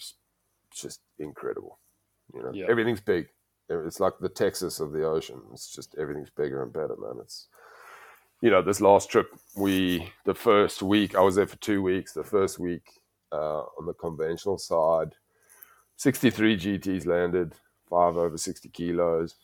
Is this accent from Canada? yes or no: no; South Africa; as a South African